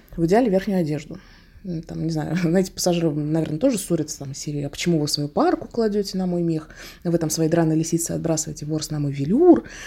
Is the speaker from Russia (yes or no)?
yes; Russia; как опытный россиянин